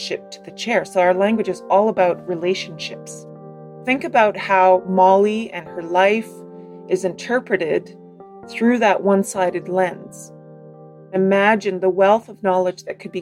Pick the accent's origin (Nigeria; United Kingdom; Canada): Canada; Kahnawake, Quebec; now in Ottawa, Canada; I'm from Gahnawage, a territory outside of Montreal, Quebec.